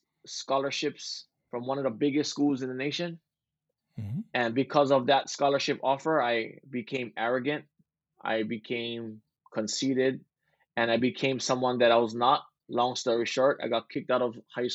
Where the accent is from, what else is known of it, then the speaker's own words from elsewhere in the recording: Big Island, Hawaii, United States; I was born and raised in Hawaii on the Big Island, and I grew up golfing